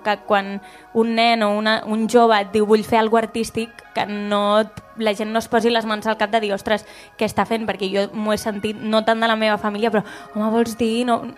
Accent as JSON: {"language": "Catalan", "town": "Constantí", "region": "Catalonia", "country": "Spain", "said": "Soc de Consentí"}